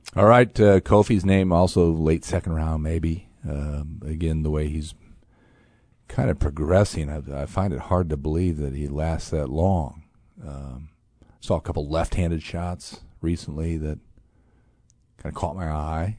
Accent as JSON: {"language": "English", "region": "Indiana", "country": "United States", "tie": "born or raised there", "moved": "yes", "lives_now": "Champaign, United States", "said": "my home state, beautiful Indiana"}